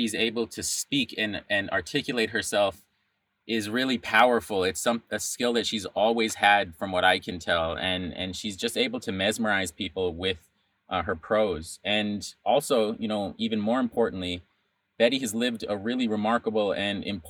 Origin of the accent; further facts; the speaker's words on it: Albuquerque, New Mexico, United States; moved away as an adult; also born or lived in Bay Area, California; I'm from New Mexico originally, born and raised in Albuquerque